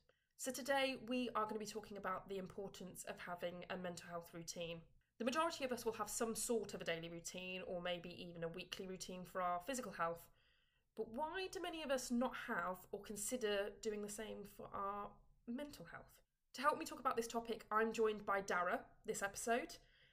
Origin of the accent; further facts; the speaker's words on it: United Kingdom; accent: southern English; whenever anybody hears my accent, they automatically think I'm from London. Mm-hmm. As if like the southern English accent cannot be anything but London.